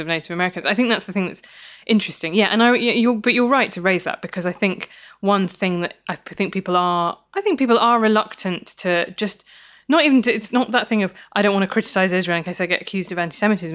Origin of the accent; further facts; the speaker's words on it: Midlands, United Kingdom; I grew up in the Midlands